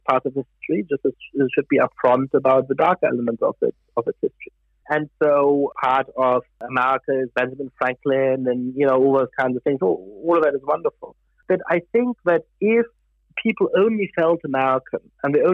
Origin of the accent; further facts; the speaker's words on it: Germany; also born or lived in Italy / France / United Kingdom; now in United States; I grew up in Germany. I've lived in Italy and France and the United Kingdom and the United States.